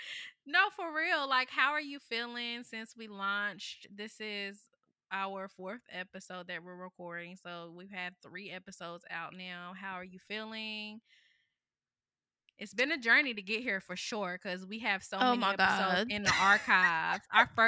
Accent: North Carolina, United States; my mom's family is from South Carolina, and all of my dad's side of the family is from Georgia, and I grew up in North Carolina.

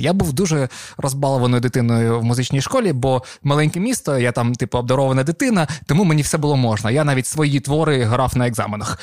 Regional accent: Avdiivka, Donetsk Oblast, Ukraine; first language Russian; Ukrainian is a second language; moved away; Я з Авдіївки, це Донецька область

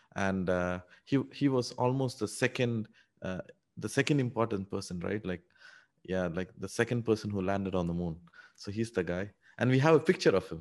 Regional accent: India; English is a second language; moved away as an adult; also born or lived in United Arab Emirates / Canada; now in Singapore; No, no, I grew up in India. Actually, I grew up in a small town, uh, in India

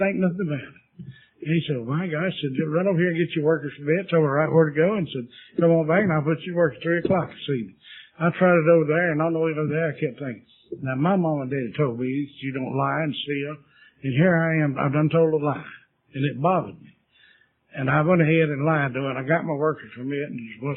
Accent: Union County, North Carolina, United States; also born or lived in Charlotte, North Carolina; I was born down in Union County, North Carolina, on a cotton farm

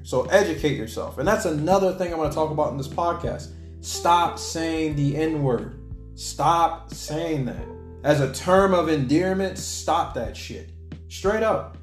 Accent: Alaska, United States; moved away; I know a good bit of them in Alaska you know, growing up back home

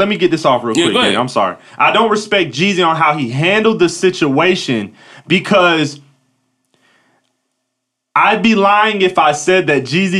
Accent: Atlanta, Georgia, United States; Been almost 20 years. I'm from Cobb County. Like, I'm from Atlanta.

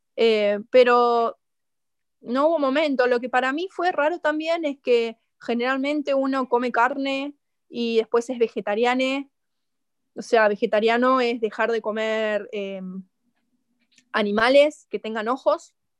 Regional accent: Argentina; siendo argentina

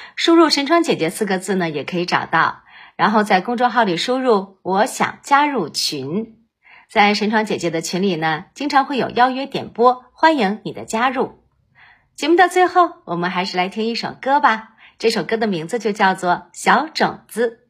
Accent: Baoding, Hebei, China; 我是来自河北保定的

